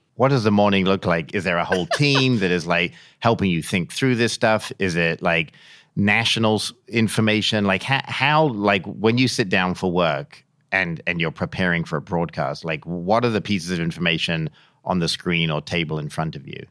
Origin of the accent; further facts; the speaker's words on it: England, United Kingdom; moved away; I grew up in England